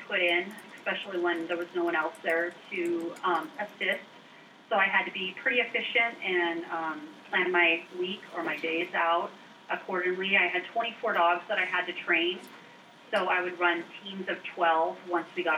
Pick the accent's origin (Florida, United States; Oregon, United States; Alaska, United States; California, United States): Alaska, United States; Ketchikan; also born or lived in Pitkas Point, Alaska; growing up in Ketchikan, I always knew about the Iditarod, but being so far away from it in Southeast Alaska